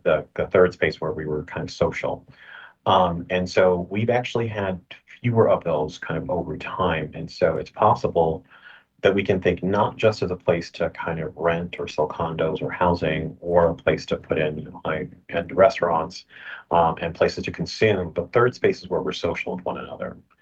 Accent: Boston, Massachusetts, United States; I grew up in Boston

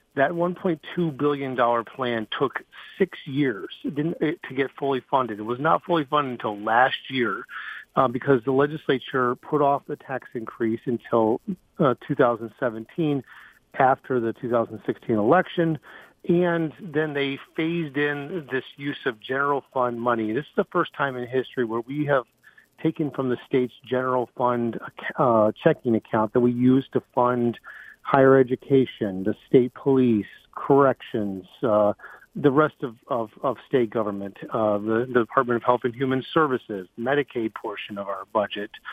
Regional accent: Chelsea, United States; moved away; I'm originally from Chelsea

